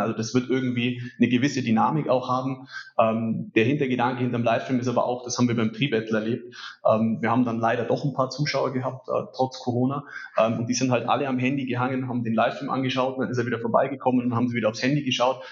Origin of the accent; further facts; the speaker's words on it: Allgäu, Germany; bei uns im Allgäu